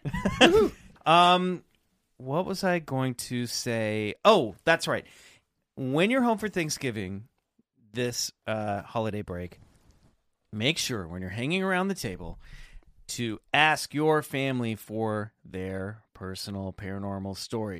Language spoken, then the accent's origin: English; Kansas, United States; also born or lived in Colorado; growing up in Kansas